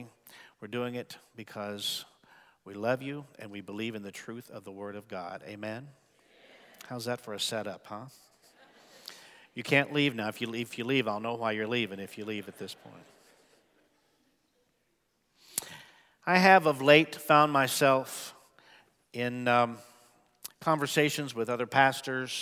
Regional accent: Midwest, United States; I was raised mostly in the Midwest

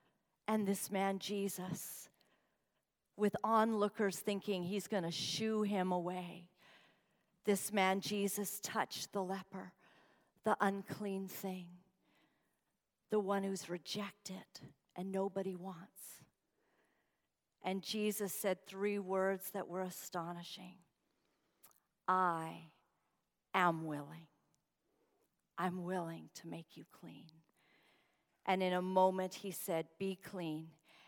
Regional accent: Uganda; And I grew up in Uganda, and Idi Amin came into power when I was about 7 years old.

